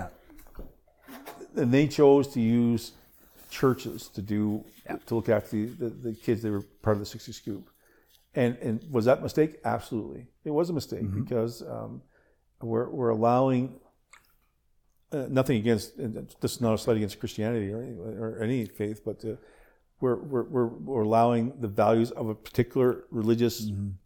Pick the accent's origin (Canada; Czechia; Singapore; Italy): Canada; Nova Scotia; I was born in yeah. Nova Scotia